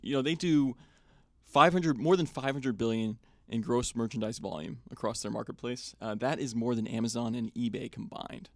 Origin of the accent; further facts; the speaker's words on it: Wenham, Massachusetts, United States; moved away; I grew up in Wenham, which is a couple towns over from Manchester